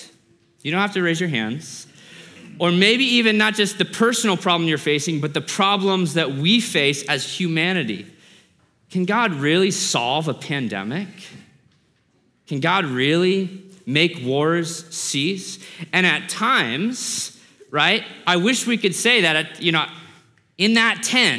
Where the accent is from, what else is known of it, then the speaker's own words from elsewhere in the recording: Alaska, United States; I grew up in Alaska.